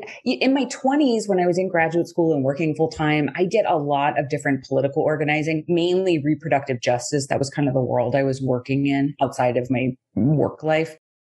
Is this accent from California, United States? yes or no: no; right outside of Pittsburgh, Pennsylvania, United States; I grew up right outside of Pittsburgh.